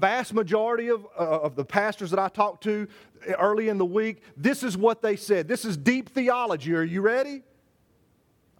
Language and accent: English; United States; also born or lived in Savannah, Georgia; I am an American